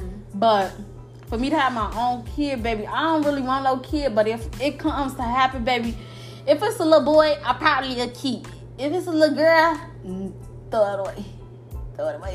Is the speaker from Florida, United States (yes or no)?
no; Chicago, Illinois, United States; moved away; I'm from Chicago